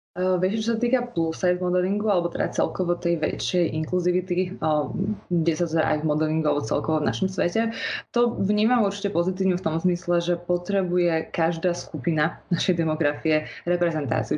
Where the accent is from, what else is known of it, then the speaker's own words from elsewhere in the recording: Bratislava, Bratislava Region, Slovakia; pochádzam z Bratislavy